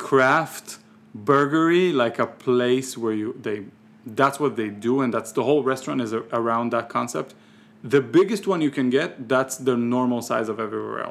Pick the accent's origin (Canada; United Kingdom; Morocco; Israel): Israel; English is a second language; also born or lived in Ukraine / New York; now in Tucson, United States; I'm Ukrainian, but I grew up on Israeli Sephardic street food.